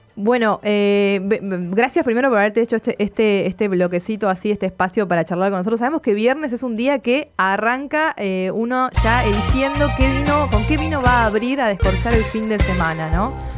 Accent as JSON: {"language": "Spanish", "region": "Tucumán", "country": "Argentina", "moved": "yes", "said": "yo soy tucumana"}